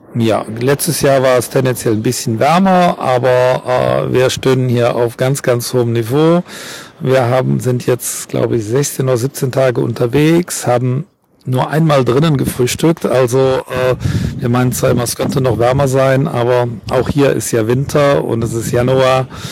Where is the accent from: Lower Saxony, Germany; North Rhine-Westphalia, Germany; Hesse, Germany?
North Rhine-Westphalia, Germany; Zülpich; Ich bin nicht aus Dören, ich bin aus Zülpich